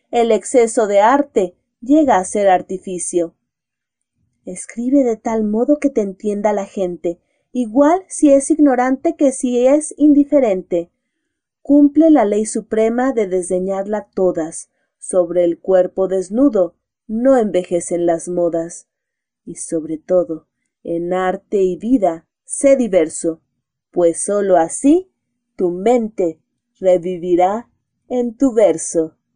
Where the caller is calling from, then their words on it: Mexico City, Mexico; desde la Ciudad de México, y nos escuchamos próximamente.